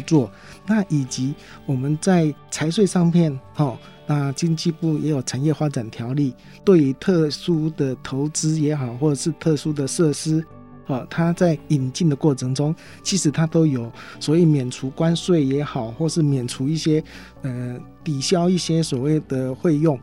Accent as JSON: {"language": "Chinese", "country": "Taiwan", "said": "台湾是一个小岛，我们是来自于国际贸易"}